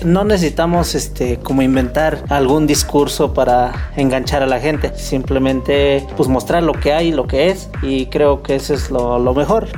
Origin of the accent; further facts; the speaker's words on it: Mexico; México como mexicanos damos la bienvenida a todos